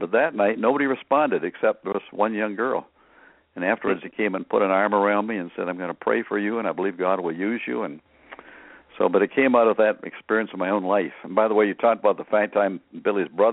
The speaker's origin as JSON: {"language": "English", "country": "Canada", "tie": "born or raised there", "moved": "yes", "lives_now": "United States", "said": "I grew up in Canada"}